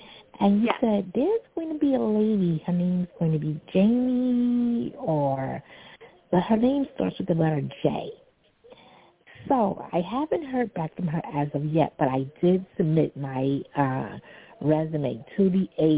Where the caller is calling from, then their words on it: New York City, New York, United States; Hi. This is … I'm calling from New York City.